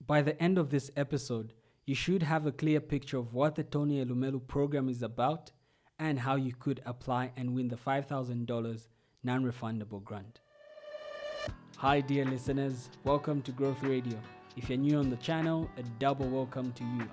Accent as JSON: {"language": "English", "country": "Zambia", "said": "ninety-six were from Zambia, which is my home country."}